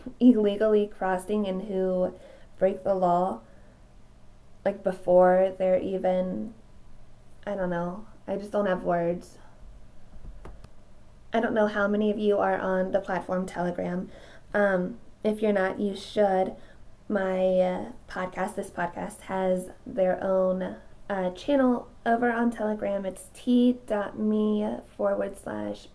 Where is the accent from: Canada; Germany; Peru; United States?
United States; as the American citizens who are here legally